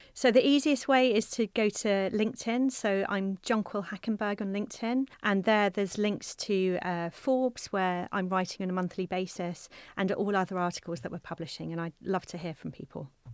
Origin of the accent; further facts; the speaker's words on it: South Coast of England, United Kingdom; I'm from the South Coast. of England